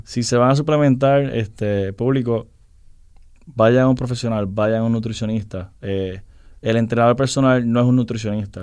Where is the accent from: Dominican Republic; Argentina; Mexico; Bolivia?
Dominican Republic; también soy dominicano, mi padre es dominicano.